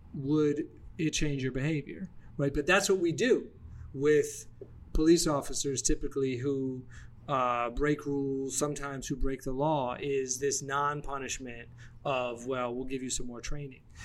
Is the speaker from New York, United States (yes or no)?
no; Atlanta, Georgia, United States; moved away; also born or lived in Washington, D.C.; growing up in Atlanta and then yeah. living in DC